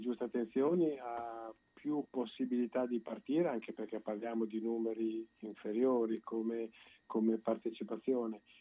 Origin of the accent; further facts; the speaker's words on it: Bologna, Emilia-Romagna, Italy; da bolognesi